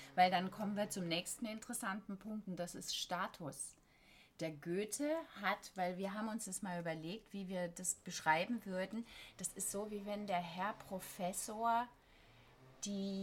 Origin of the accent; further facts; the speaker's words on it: Black Forest, Baden-Württemberg, Germany; also born or lived in London; now in Berlin, Germany; ich bin im Schwarzwald aufgewachsen, richtig auf dem Dorf